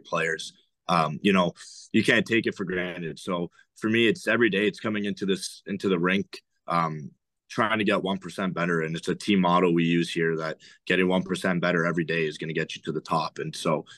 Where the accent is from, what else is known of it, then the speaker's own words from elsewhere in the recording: outside of Toronto, Ontario, Canada; I grew up outside of Toronto, both in Ontario